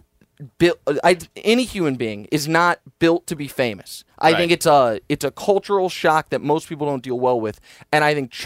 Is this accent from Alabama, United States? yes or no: no; Kansas City, Missouri, United States; I'm from Kansas City, Missouri. So just the dead center of the country.